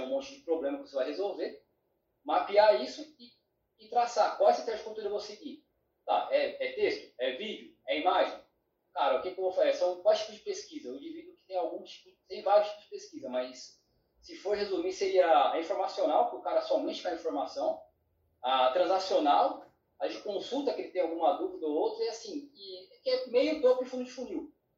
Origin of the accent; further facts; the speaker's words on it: São Paulo, Brazil; eu Sou filho de Pará, paranaense com baiano, então sou de São Paulo